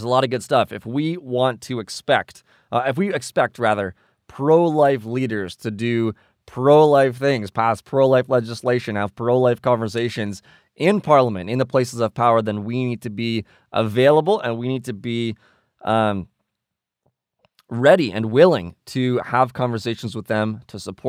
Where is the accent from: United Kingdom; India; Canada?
Canada; we are from Canada